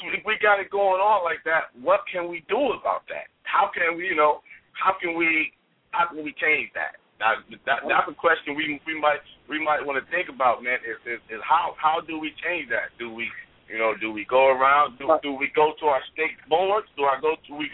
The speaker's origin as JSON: {"language": "English", "region": "Ohio", "country": "United States", "said": "I'm from Ohio"}